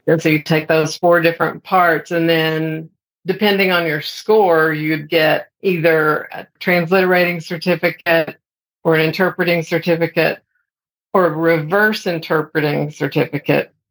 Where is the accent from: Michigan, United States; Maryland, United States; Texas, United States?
Texas, United States; Amarillo; moved away as an adult; also born or lived in Austin, Texas / Dallas, Texas / Fort Worth, Texas / Baytown, Texas; now in Oklahoma, United States; when I was growing up in Amarillo